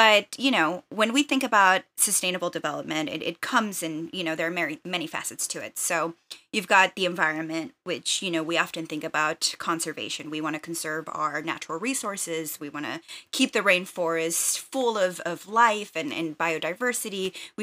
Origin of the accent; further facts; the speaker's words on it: Texas, United States; also born or lived in Saltillo, Mexico; I'm a Mexican immigrant. So I was born in Saltillo, Coahuila, Mexico, but I moved to the U.S. when I was 8 years old. So I grew up for the most part in the Rio Grande Valley, which is border town area in Texas.